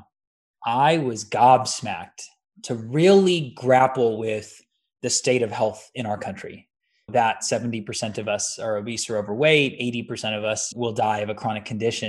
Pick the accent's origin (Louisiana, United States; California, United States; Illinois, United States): California, United States; the Bay Area; I was born and raised in the Bay